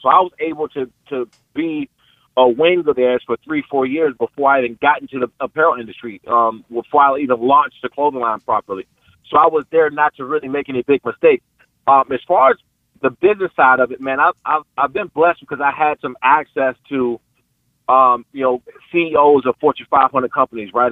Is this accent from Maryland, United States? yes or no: yes; Prince George's County, Maryland, United States; I'm from Pre- Peachtree County, Maryland